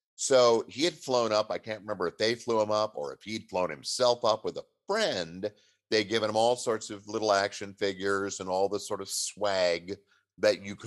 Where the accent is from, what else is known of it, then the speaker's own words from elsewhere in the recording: Southern California, United States; moved away as an adult; now in Seattle, United States; I was raised in Southern California